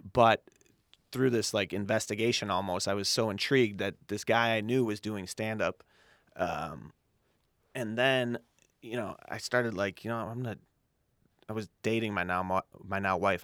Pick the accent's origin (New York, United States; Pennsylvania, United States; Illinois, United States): Illinois, United States; Chicago; I grew up on the south side of Chicago in Morgan Park